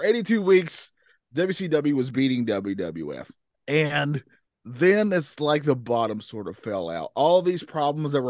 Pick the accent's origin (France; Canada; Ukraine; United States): United States; the South; I'm from the South